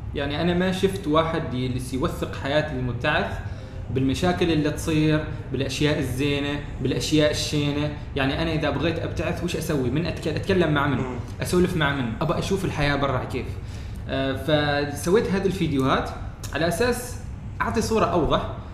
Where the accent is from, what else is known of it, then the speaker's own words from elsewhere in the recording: Oman; انا من عمان